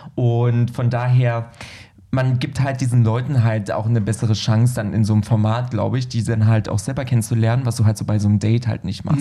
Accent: Berlin, Germany; als U-Berliner, weißt du, ich bin ja Berliner

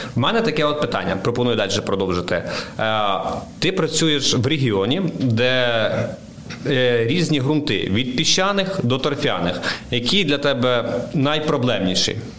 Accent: Vinnytsia Oblast, Ukraine; moved away as an adult; я сам з Вінниччини, е, чорноземи, суглинкові ґрунти. І коли почав працювати на Житомирщині

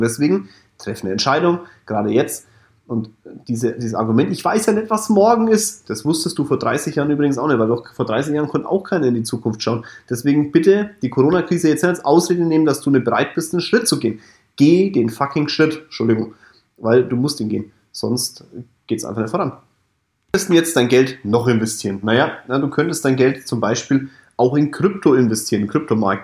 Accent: Kulmbach, Bavaria, Germany; Kulmbach ist mein Heimatdorf, Stadt.

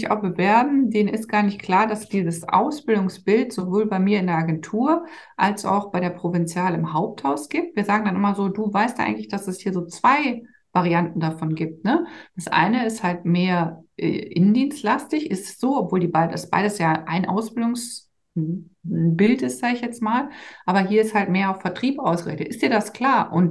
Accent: Rhineland, Germany; weil mein Mann kommt aus Trier, ich komme halt aus dem Rheinland und der Rheinländer uns halt sehr, sehr nah ist und ich ja auch hierher komme, sind wir dann zurückgezogen

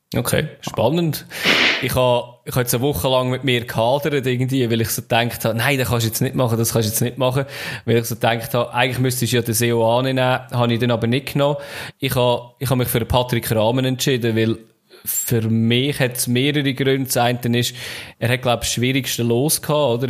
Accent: Central Switzerland, Switzerland; bei uns in der Innerschweiz

